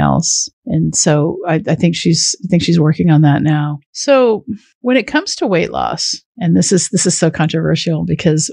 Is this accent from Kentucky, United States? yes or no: no; Washington, United States; I grew up in farmland in Washington State.